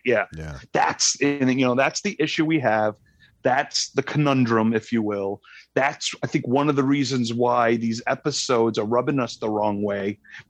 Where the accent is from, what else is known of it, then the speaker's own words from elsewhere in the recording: Rhode Island, United States; accent: Rhode Island; There's my Rhode Island accent came out.